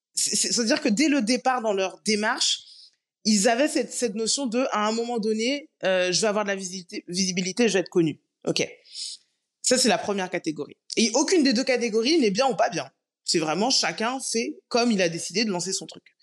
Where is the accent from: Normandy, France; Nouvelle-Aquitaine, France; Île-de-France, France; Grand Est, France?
Île-de-France, France; Paris; moved away as an adult; also born or lived in Guadeloupe; je suis née, j'ai grandi à Paris, mais je suis guadeloupéenne et très très fière de l'être